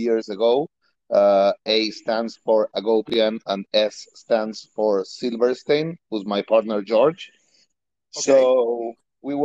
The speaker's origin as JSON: {"language": "English", "country": "Argentina", "second_language": "English", "moved": "as an adult", "lives_now": "Miami, United States", "said": "I'm originally from Argentina."}